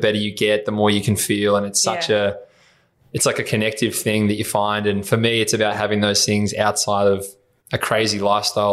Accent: Horsham, Victoria, Australia; accent: Aussie; I grew up obviously in Horsham in Country Vic

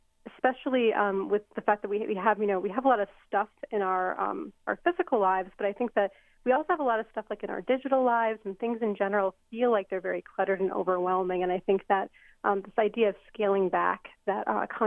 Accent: United States; I was born in the United States

